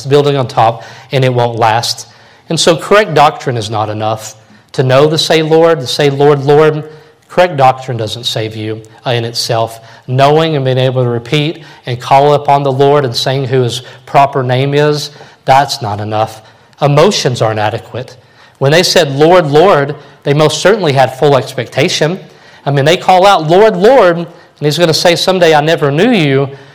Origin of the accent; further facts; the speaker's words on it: Kentucky, United States; growing up in Kentucky